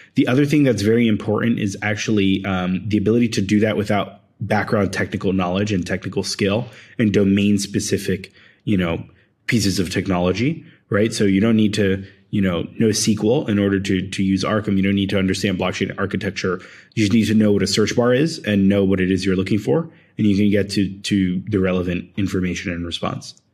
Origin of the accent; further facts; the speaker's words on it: Philadelphia, Pennsylvania, United States; moved away as an adult; also born or lived in Bay Area / Argentina; I grew up in Philadelphia and then I moved to the Bay Area to start my first startup